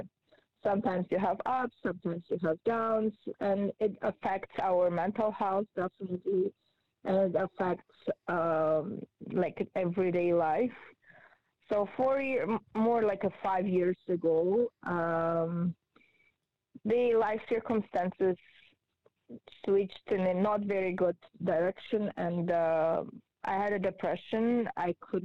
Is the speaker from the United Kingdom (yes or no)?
no; Georgia; English is a second language; moved away as an adult; also born or lived in Israel; now in Canada; I'm original from Republic of Georgia in Europe. And later when I was 20, I relocated to Israel and lived in Israel for 13 years.